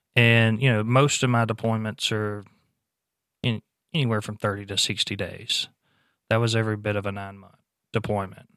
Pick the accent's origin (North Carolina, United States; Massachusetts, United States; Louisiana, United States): Louisiana, United States; moved away; Louisiana last year, uh, which is my home state